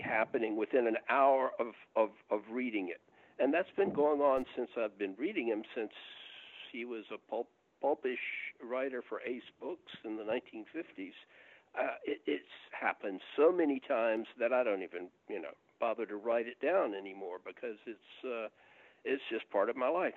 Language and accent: English; Augusta, Georgia, United States; now in Atlanta, United States; my hometown, Augusta, Georgia